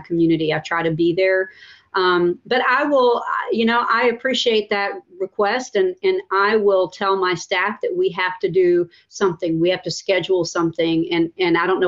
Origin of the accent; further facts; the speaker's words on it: Pensacola, Florida, United States; I grew up in Wedgwood. I went to Wedgwood Middle School, and my dad still lives in the home